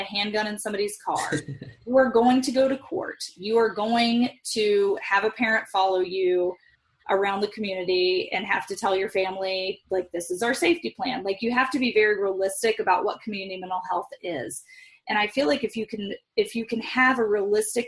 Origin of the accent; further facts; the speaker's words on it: Midwest, United States; I grew up in the Midwest where work ethic is more important than the Bible